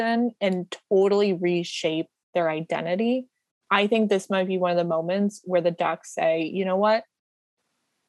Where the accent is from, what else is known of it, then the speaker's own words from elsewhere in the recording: California, United States; I'm from California